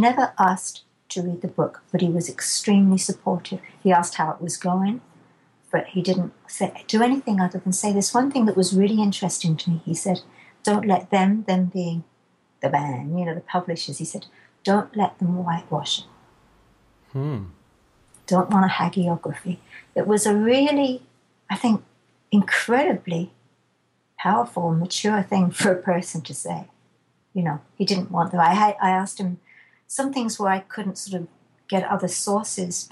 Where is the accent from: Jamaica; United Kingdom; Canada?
United Kingdom; England; I'm too English